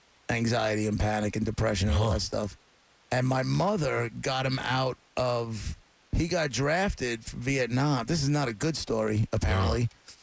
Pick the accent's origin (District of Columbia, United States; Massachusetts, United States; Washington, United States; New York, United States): New York, United States; Long Island; I grew up on Long Island in the suburbs.